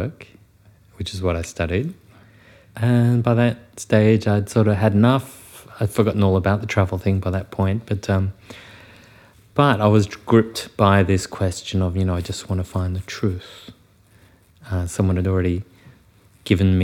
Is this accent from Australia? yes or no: yes; Wagga Wagga, New South Wales, Australia; moved away as an adult; I was born in Wagga Wagga and grew up in a small farming community just north of Wagga.